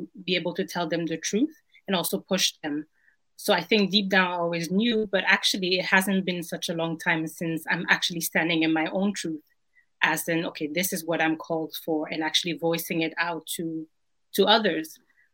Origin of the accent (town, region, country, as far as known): Belgium; born or raised there; moved away as an adult; also born or lived in Ghana / Berlin